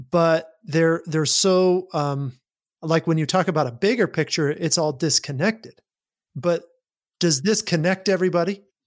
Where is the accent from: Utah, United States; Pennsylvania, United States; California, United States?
Utah, United States; I grew up in Utah. I grew up in this religious culture